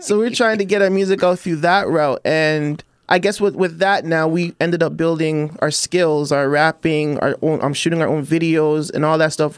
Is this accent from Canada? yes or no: yes; Toronto, Ontario, Canada; I'm from Chester Lee.